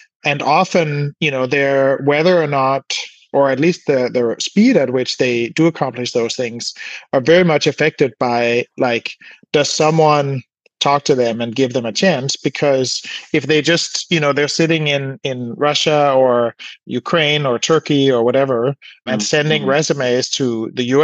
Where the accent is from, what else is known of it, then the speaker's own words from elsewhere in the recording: Denmark; now in California, United States; I was born in Denmark and I felt more at home in California after I sort of, by chance, sort of ended up moving here.